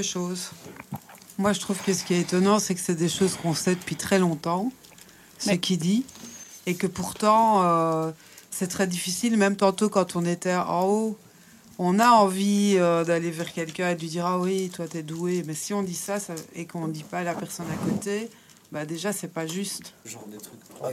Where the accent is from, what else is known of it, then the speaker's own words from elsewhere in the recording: Belgium; now in Brussels, Belgium; maintenant, j'habite à Bruxelles, mais je suis née dans une cité à Frépon.